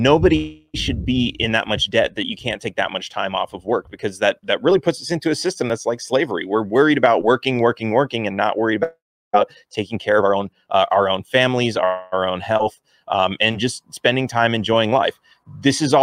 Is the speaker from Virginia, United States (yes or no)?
no; California, United States; I grew up in California